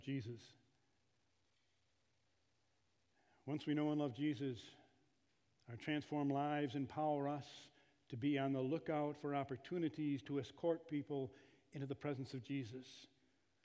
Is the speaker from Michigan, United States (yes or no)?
yes; Kalamazoo, Michigan, United States; also born or lived in Northwest Iowa; I come and have the joy of serving here in my hometown of Kalamazoo